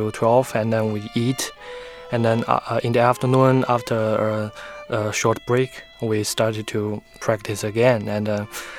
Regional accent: Wuhan, Hubei, China; now in South Carolina, United States; I am from Wuhan, China

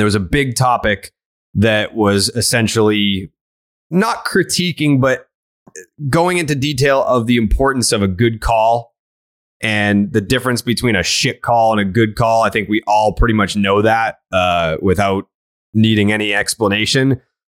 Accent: Saugus, Massachusetts, United States; We grew up in Saugus.

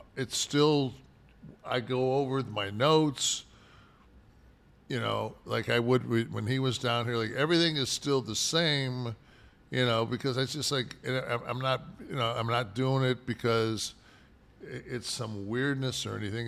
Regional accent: Detroit, Michigan, United States; we never heard the N-word growing up in Detroit

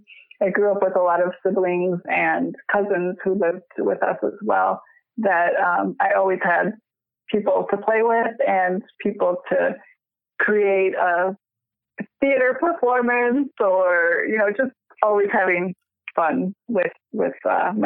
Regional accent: Chicago, Illinois, United States; I grew up in the suburbs of Chicago.

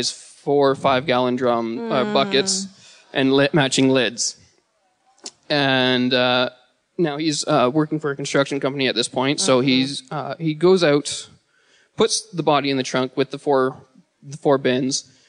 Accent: Bala, Ontario, Canada; I am from Bala, Muskoka, or like Bala, Ontario, Muskoka

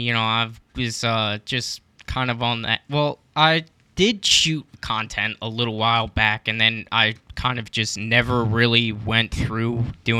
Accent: Pennsylvania, United States; Well, originally I'm from a small suburb outside of Philadelphia, but I've been living in Philadelphia since I was like 18.

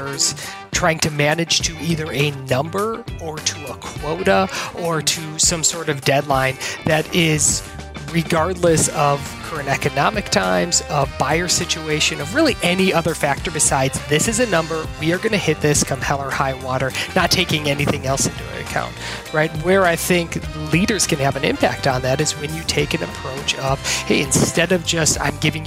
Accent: Wisconsin, United States; I grew up in Wisconsin into an entrepreneurial family

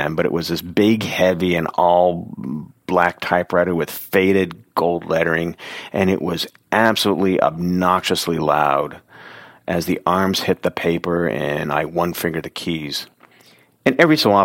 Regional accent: Oregon City, Oregon, United States; growing up in Oregon City and being like 4 or 5

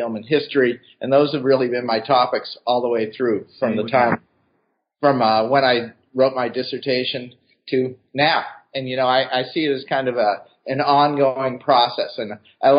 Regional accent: Boston, Massachusetts, United States; moved away as an adult; also born or lived in Atlanta / New York; now in Cincinnati, United States; I grew up in Boston

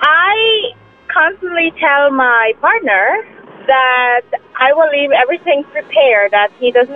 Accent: Venezuela; moved away; I'm from Venezuela.

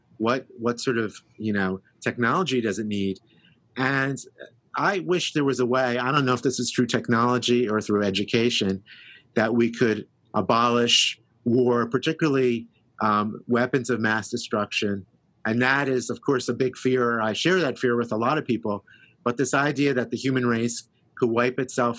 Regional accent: Philadelphia, Pennsylvania, United States; I grew up in Philadelphia

